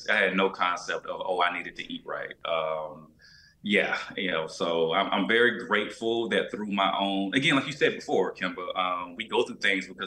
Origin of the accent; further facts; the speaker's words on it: Albany, Georgia, United States; I had no concept of health growing up in Albany, Georgia, you know.